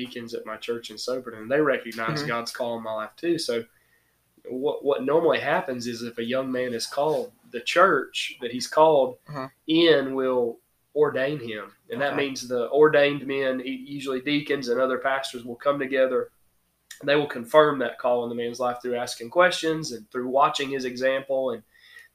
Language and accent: English; Mount Vernon, Georgia, United States; moved away as an adult; now in Millen, United States; I'm originally from Mount Vernon, Georgia